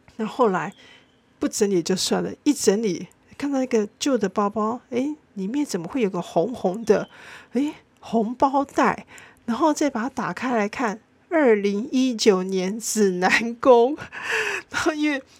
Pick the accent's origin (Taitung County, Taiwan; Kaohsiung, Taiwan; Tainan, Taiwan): Tainan, Taiwan; 我相信身为台南人